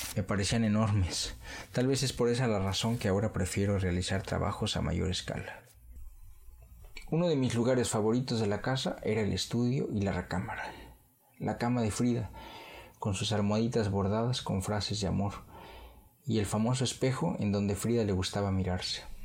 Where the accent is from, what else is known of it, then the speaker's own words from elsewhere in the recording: Mexico City, Mexico; now in San Francisco, United States; nací en la Ciudad de México. Años después, mi familia y yo emigramos a la ciudad de San Francisco, California.